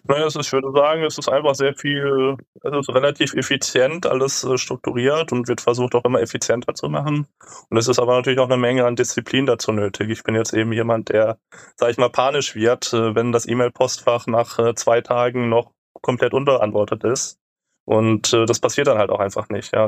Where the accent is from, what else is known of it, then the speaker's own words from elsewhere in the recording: Germany; wir als Deutsche mit gutem Reisepass